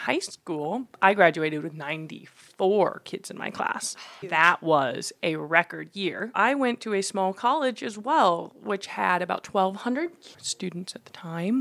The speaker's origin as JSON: {"language": "English", "region": "Washington", "country": "United States", "tie": "born or raised there", "also_born_or_lived": "China", "said": "I was adopted from China as a baby. I'm Chinese. I grew up in Washington State in the northwest corner, about 7 minutes from the Canadian border"}